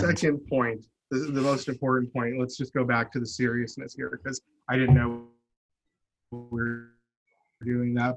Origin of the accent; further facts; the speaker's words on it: Chandler, Arizona, United States; I grew up in Chandler, Arizona